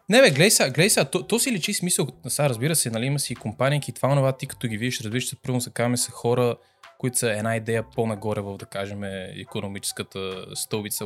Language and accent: Bulgarian; Bulgaria; moved away; ние ето идваме от България